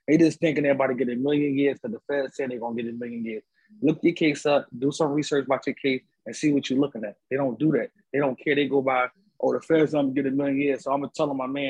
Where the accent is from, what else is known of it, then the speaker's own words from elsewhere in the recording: Philadelphia, Pennsylvania, United States; I'm from Philly